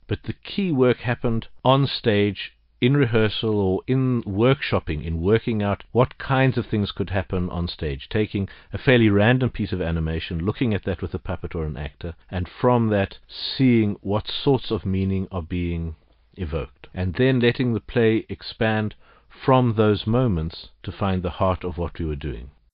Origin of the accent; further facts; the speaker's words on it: Johannesburg, Gauteng, South Africa; Growing up in Johannesburg as a child